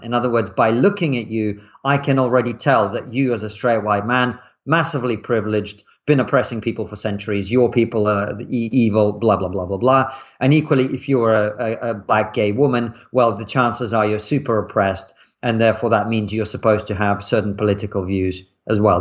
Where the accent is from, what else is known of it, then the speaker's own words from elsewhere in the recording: Russia; moved away; I grew up in Russia in the nineties